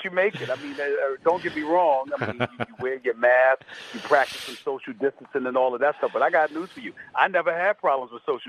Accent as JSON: {"language": "English", "region": "New York", "country": "United States", "tie": "born or raised there", "said": "I'm a native New Yorker."}